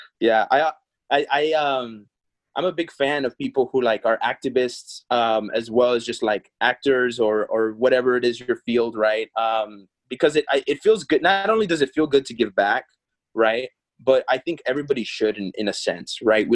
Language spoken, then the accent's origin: English; Texas, United States; also born or lived in Peru; now in Los Angeles, United States; I was Texas raised, but I was born in Peru